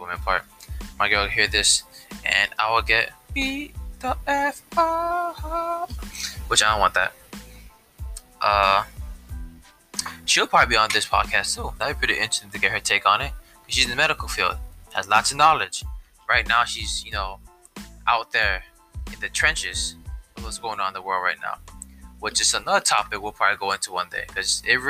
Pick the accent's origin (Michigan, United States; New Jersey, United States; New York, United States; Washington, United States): New Jersey, United States; Newark; I'm from Newark, which is also called Brick City.